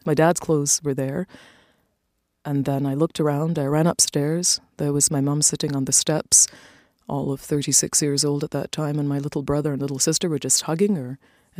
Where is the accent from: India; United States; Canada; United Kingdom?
Canada; Toronto, Ontario; It was great growing up in Toronto. We came to Canada in 1969, just before I turned 8 years old